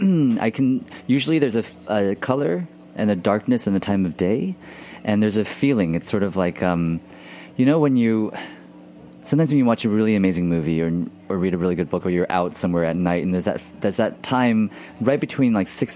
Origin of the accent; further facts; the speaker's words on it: Houston, Texas, United States; I grew up in Texas, and in Houston, which is about 5 hours outside of New Orleans.